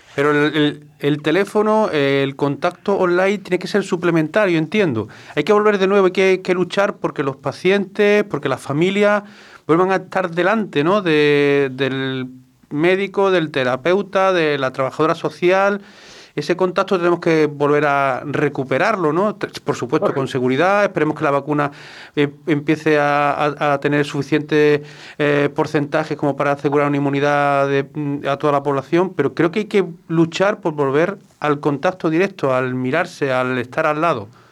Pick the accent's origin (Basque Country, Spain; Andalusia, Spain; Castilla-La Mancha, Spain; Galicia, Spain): Andalusia, Spain; Córdoba; now in Málaga, Spain; yo soy cordobés